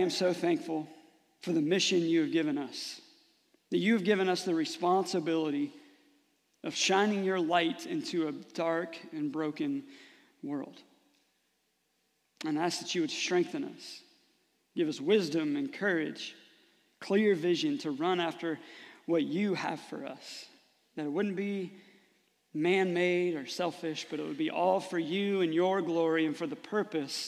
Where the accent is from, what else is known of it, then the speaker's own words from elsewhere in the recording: Rising Sun, United States; growing up in Rising Sun